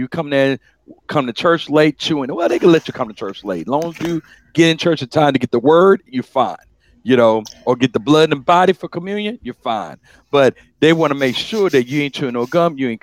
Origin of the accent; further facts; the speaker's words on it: Baton Rouge, Louisiana, United States; Growing up in Baton Rouge